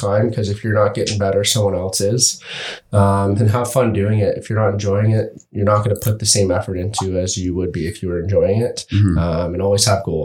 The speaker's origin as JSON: {"language": "English", "town": "Brockville", "region": "Ontario", "country": "Canada", "tie": "born or raised there", "said": "growing up in Brockville, I always dreamed of playing for the Braves"}